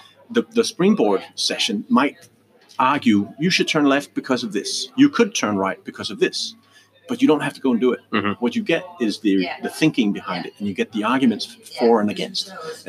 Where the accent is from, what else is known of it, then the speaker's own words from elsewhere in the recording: Denmark; moved away; also born or lived in Canada; So I am Danish, or I was born in Denmark, but I lived, you know, by far most of my life outside of the Copenhagen town and Denmark, and I've so I've been educated abroad.